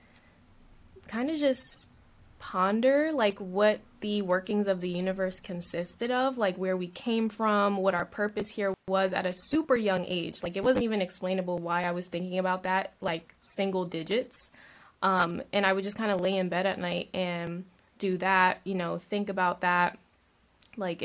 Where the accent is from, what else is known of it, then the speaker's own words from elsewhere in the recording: Delaware, United States; I grew up on the East Coast as well. Delaware, born and raised, very small state.